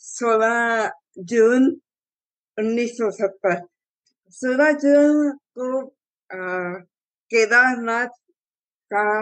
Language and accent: Hindi; Delhi, India; also born or lived in Vadodara, India; मेरी जिंदगी तो शुरू हुई थी दिल्ली से